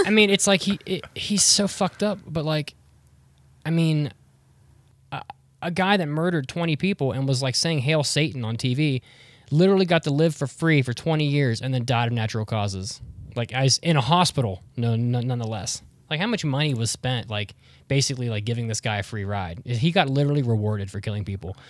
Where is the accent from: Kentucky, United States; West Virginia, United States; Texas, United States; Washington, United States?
West Virginia, United States; I grew up in West Virginia